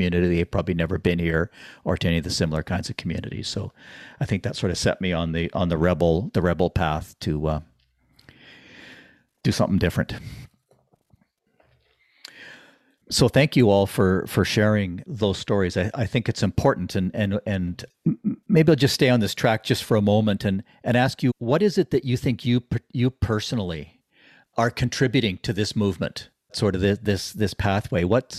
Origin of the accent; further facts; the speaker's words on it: Ottawa, Ontario, Canada; I grew up in Ottawa, about as white bread a community as you could find in North America.